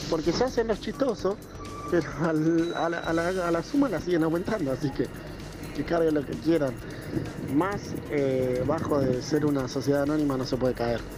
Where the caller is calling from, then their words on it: Marcos Juárez, Córdoba, Argentina; de Marco Juárez. Quería contarles que hoy es mi cumpleaños, estoy cumpliendo 23